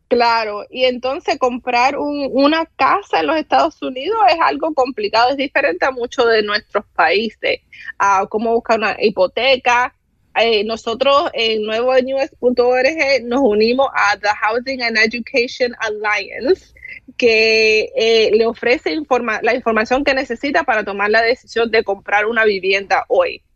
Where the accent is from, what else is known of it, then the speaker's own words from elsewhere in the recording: Cuba; now in United States; yo soy cubana